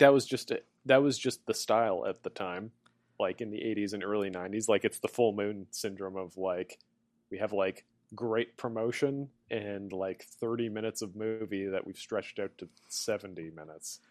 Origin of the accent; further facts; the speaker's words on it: Winnipeg, Manitoba, Canada; moved away; back in my hometown of Winnipeg